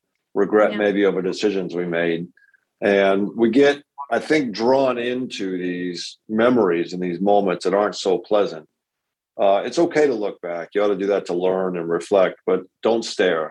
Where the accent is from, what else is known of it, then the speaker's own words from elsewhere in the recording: Massachusetts, United States; Born and raised in Massachusetts, lived there all my life